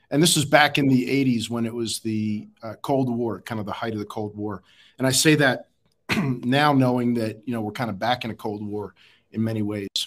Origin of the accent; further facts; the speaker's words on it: Philadelphia, Pennsylvania, United States; born there; Um, I was born in Philadelphia.